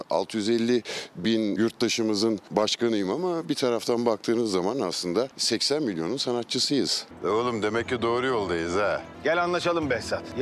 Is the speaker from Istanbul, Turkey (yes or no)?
no; Ankara, Turkey; Çünkü biz Angara için uğraşıyoruz. İkimiz de Angaralıyız, iki Angaralı.